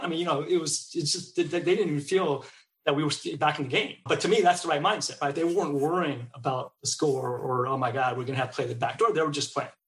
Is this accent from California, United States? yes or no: yes; Bay Area, California, United States; also born or lived in Seattle; now in Texas, United States; I grew up in the Bay Area